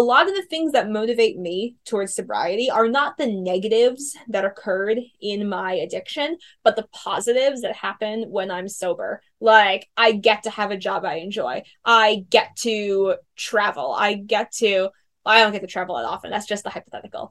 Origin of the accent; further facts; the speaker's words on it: New York, United States; moved away as an adult; now in California, United States; I'm from New York. I came out here to California from New York to um, do my program